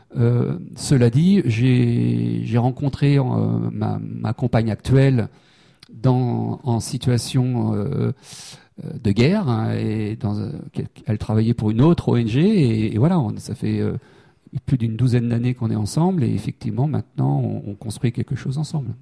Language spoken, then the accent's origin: French; Saint-Brieuc, Brittany, France; moved away as an adult; also born or lived in Rennes / Paris; now in Annecy, France; je suis breton. Hein, j'ai fait toutes mes études euh, à Saint-Brieuc et à Rennes